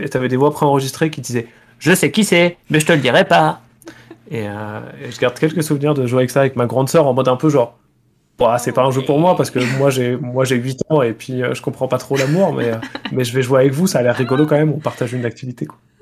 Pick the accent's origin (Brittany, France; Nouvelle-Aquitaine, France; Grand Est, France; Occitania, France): Nouvelle-Aquitaine, France; Poitiers; j'ai été joueur, arbitre et organisateur de tournois à Poitiers là où j'ai grandi